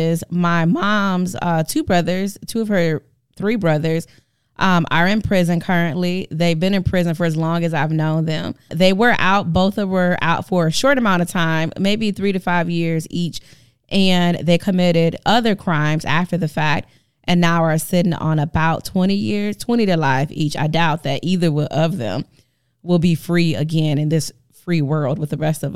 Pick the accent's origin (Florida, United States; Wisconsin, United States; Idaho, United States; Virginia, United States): Wisconsin, United States; Milwaukee; moved away as an adult; now in Madison, United States; I grew up in the actual for real hood in Milwaukee, Wisconsin